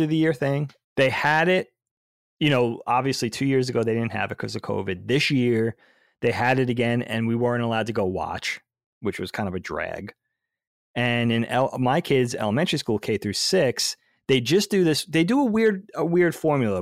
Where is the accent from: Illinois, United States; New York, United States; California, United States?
New York, United States; Long Island; growing up on Long Island, I guess, in the whole northeast of the United States